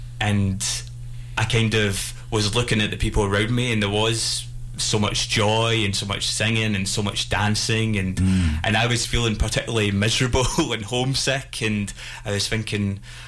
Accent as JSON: {"language": "English", "region": "Scotland", "country": "United Kingdom", "said": "obviously very dark comedy since it's about death and I'm Scottish"}